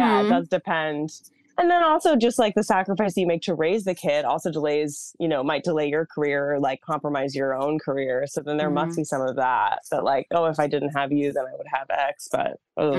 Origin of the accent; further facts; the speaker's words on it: Massachusetts, United States; I grew up in Massachusetts.